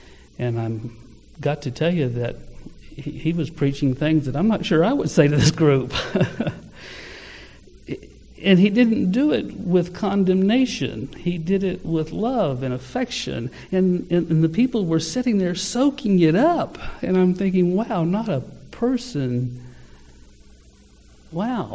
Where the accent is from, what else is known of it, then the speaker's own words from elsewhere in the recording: Ardmore, United States; I was from Ardmore